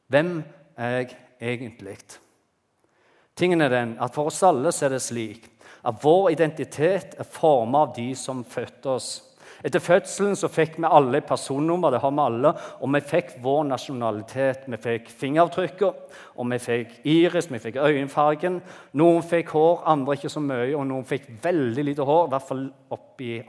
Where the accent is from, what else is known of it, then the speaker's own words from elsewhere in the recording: Bryne, Rogaland, Norway; also born or lived in Bergen; jeg er født i Bergen, Gikk på barneskolen på Bryne.